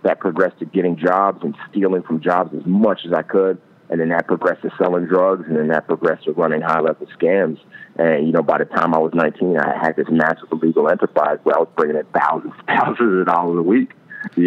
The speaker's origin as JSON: {"language": "English", "town": "New York City", "region": "New York", "country": "United States", "tie": "born or raised there", "said": "growing up in the Bronx in the hood"}